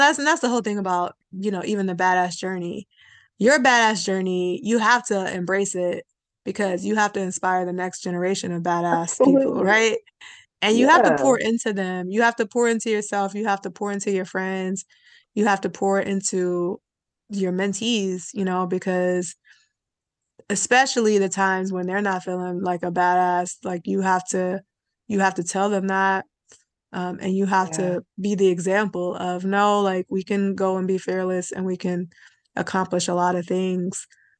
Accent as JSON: {"language": "English", "town": "Cleveland", "region": "Ohio", "country": "United States", "tie": "born or raised there", "also_born_or_lived": "Columbus, Ohio", "moved": "yes", "lives_now": "Cincinnati, United States", "said": "I grew up in Cleveland, where there's quite a fighter spirit in Cleveland"}